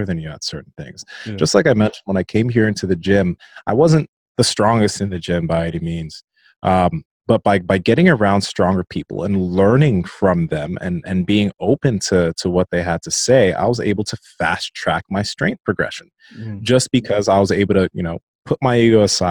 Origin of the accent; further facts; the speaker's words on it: Nigeria; I'm Nigerian